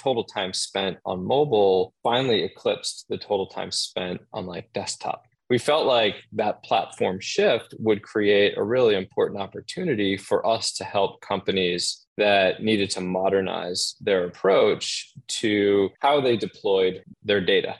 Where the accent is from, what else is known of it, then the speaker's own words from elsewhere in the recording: Boston, Massachusetts, United States; now in New York City, United States; I'm originally from Boston.